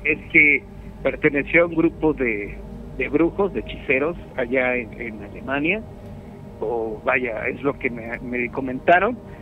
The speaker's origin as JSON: {"language": "Spanish", "country": "Mexico", "said": "como buen mexicano que soy"}